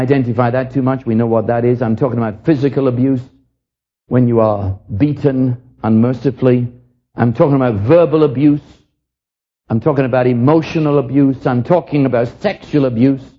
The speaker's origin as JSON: {"language": "English", "region": "London", "country": "United Kingdom", "tie": "born or raised there", "said": "I was raised in London during the war"}